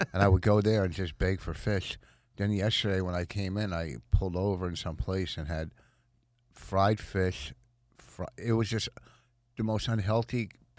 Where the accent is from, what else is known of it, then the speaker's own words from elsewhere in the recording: New Jersey, United States; From Jersey.